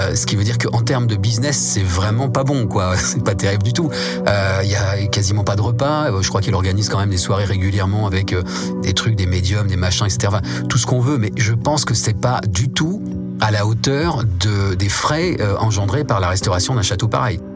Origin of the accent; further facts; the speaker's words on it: Nancy, village of Mézières, Grand Est, France; je suis né à Nancy. Mes parents ont déménagé assez vite euh, dans un petit village qui s'appelle Mézières